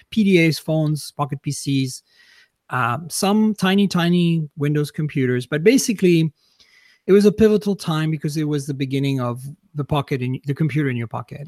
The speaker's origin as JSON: {"language": "English", "town": "Grasse", "region": "Provence-Alpes-Côte d'Azur", "country": "France", "tie": "born or raised there", "also_born_or_lived": "London, Ontario, Canada / Vancouver, British Columbia, Canada", "moved": "as an adult", "lives_now": "United States", "said": "I was born and raised in France. I left when I was in, I, right after high school, basically, to move to Canada"}